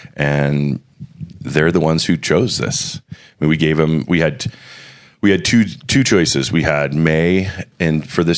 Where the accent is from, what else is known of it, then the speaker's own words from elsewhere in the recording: Manchester, New Hampshire, United States; moved away as an adult; now in Montana, United States; I was born in Manchester, New Hampshire. Lived there through, high school, and went to college at Plymouth State University, and then transferred to Montana State University. And I've been in Montana for 26 years now.